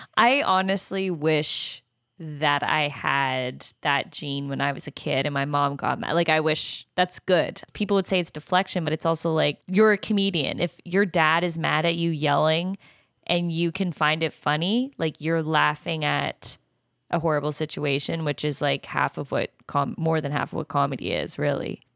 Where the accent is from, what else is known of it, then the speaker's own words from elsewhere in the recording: Canada; I'm Canadian, so yeah, I know French.